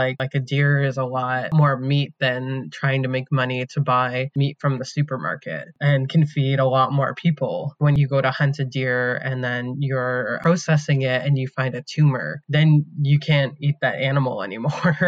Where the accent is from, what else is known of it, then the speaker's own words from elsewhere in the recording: Aamjiwnaang First Nation, Ontario, Canada; I come from Amjanong First Nation, where Canada's Chemical Valley is located.